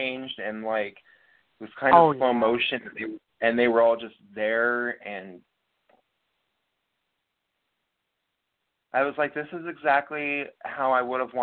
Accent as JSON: {"language": "English", "town": "Seattle", "region": "Washington", "country": "United States", "said": "I'm from Seattle"}